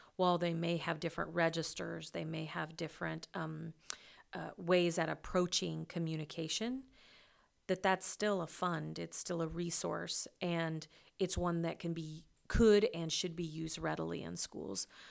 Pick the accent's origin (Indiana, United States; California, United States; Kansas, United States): Kansas, United States; Western; my hometown